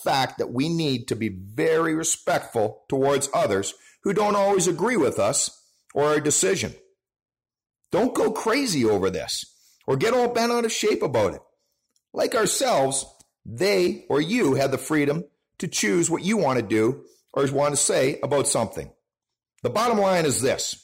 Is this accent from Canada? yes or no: yes; Canada; our own Canadian holiday with Canada Day up here